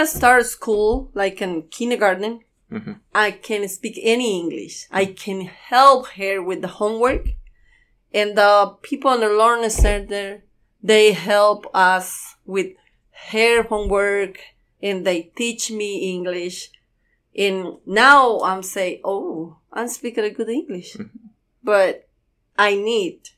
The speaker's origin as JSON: {"language": "English", "region": "Santa Rosa", "country": "Guatemala", "tie": "born or raised there", "second_language": "English", "moved": "as an adult", "lives_now": "Louisville, United States", "said": "I'm from Santa Rosa, Guatemala"}